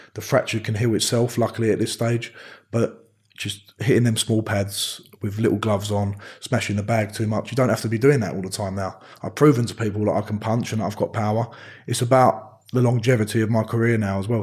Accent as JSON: {"language": "English", "town": "Romford", "region": "London", "country": "United Kingdom", "said": "I'm from Romford."}